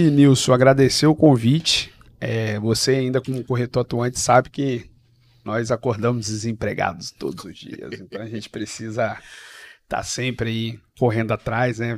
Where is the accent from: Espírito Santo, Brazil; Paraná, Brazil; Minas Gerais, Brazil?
Espírito Santo, Brazil; Serra; Eu sou da Serra, vim de um bairro. É, o pessoal, quando escuta, fica bravo, mas é um bairro de periferia chamado Eldorado.